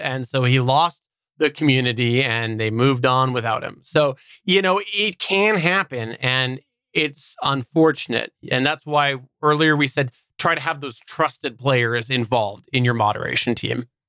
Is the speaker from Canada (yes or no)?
yes; Canada; I'm Canadian